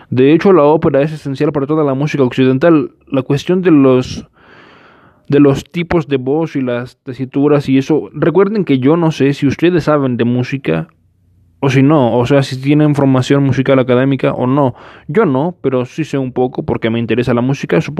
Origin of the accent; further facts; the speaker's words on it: Mexico; Eh, ustedes disculparán, soy mexicano.